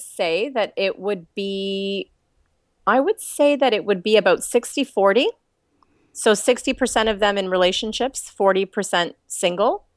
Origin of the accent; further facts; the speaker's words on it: Canada; accent: Canadian; now in Australia; I'm Canadian